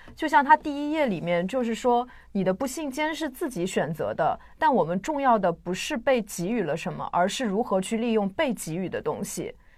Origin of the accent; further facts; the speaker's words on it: China; 对于我们中国人而言，就是彼此干涉实在是太多了